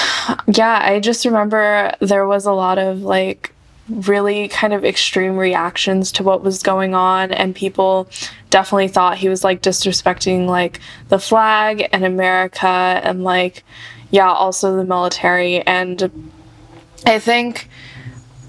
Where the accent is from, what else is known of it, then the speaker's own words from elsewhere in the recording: Fremont, California, United States; I'm from Fremont, California